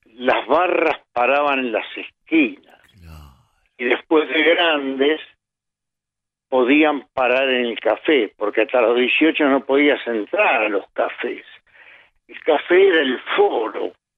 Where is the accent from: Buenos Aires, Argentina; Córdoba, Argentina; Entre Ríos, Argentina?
Buenos Aires, Argentina; born or raised there; also born or lived in Montevideo, Uruguay